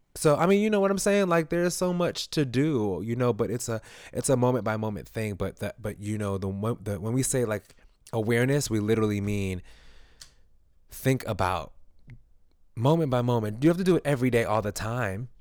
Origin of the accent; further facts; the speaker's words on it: New York City, New York, United States; I grew up in East New York